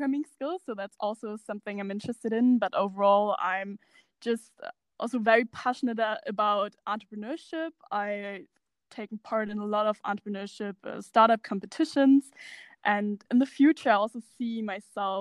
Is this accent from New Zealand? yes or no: no; Germany; I'm from Germany